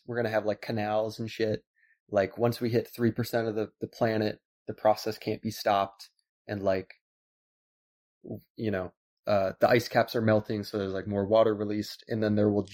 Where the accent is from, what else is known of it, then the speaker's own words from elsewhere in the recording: Iowa, United States; moved away; I'm from Iowa